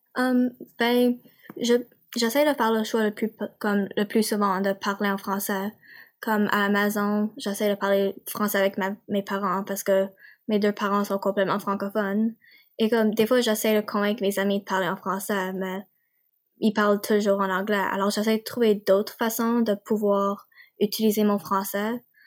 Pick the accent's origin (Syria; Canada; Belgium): Canada; Nova Scotia; accent: Acadian / Nova Scotia; je viens de la Nouvelle-Écosse